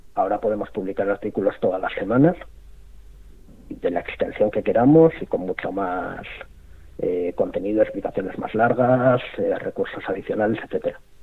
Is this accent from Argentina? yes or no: no; Spain; siendo españoles